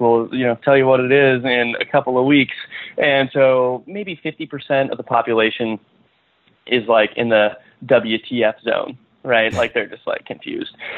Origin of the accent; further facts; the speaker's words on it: western Nebraska, United States; moved away as an adult; also born or lived in California; I grew up in western Nebraska on a farm. Uh, moved out to California after high school